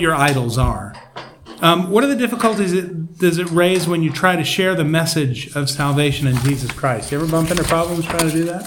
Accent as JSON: {"language": "English", "region": "Georgia", "country": "United States", "tie": "born or raised there", "said": "I grew up in Georgia"}